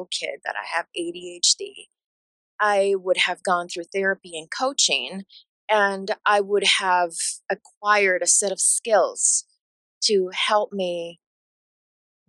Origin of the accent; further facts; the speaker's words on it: Bolivia; English is a second language; moved away; growing up in Bolivia